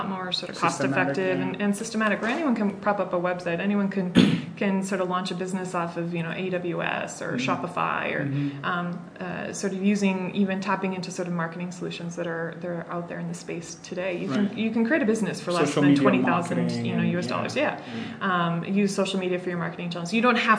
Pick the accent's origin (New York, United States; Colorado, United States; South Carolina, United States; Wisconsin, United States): Wisconsin, United States; born or raised there; moved away as an adult; also born or lived in San Francisco / Massachusetts; now in Kenya